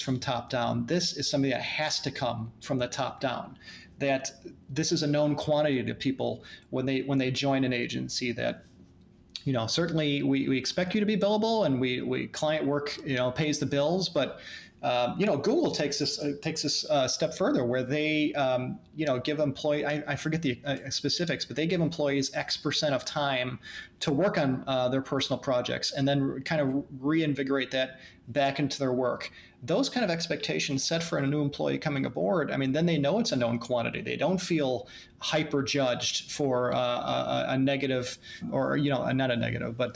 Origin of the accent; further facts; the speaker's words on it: United States; being American workers